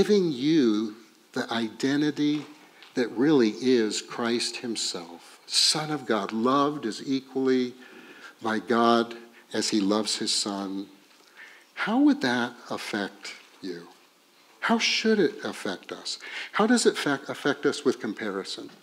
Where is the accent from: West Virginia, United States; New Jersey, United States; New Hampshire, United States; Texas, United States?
Texas, United States; And we're from Texas